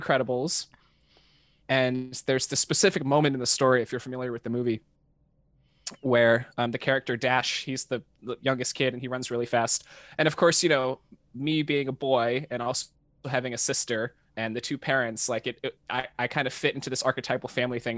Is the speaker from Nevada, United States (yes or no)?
no; Dallas–Fort Worth area, North Texas, United States; now in Los Angeles, United States; I grew up in North Texas, um, in the suburbs of, like, the Dallas and Fort Worth area